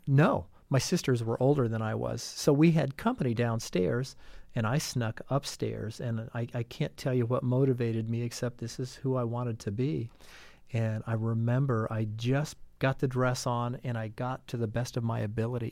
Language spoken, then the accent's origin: English; Brown County, Indiana, United States; I grew up in the shadows of Bloomington. I'm from Brown County, the suburbs of Bean Blossom